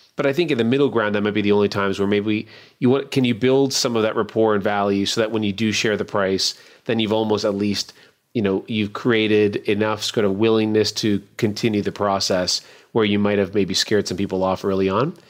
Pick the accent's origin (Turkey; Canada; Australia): Canada; now in Baltimore, United States; I'm a Canadian